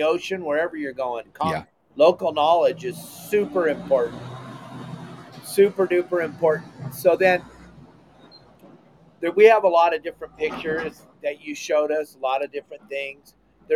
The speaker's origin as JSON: {"language": "English", "region": "California", "country": "United States", "moved": "yes", "said": "we come from California, you and I both"}